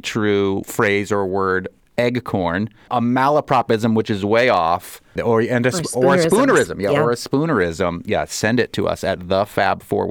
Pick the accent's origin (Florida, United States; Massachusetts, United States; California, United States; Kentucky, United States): Massachusetts, United States; Boston; Growing up in the Boston area, I heard of the Quabbin